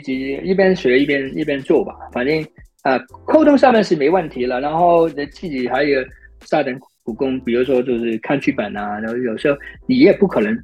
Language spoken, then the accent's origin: Chinese; China; moved away; also born or lived in United States; 你知道我们中国人发音肯定没有美国人这么有，你不是一辈子长，又不是你的第一语语言